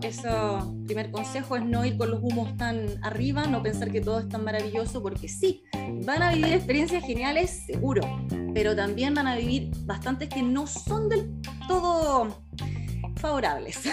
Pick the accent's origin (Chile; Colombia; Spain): Chile; nosotros como chilenos eh, tenemos la visa 462